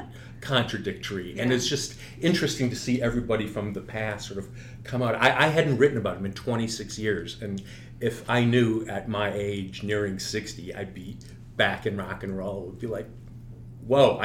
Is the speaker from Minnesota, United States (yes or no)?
yes; Minneapolis, Minnesota, United States; moved away; I was from Minneapolis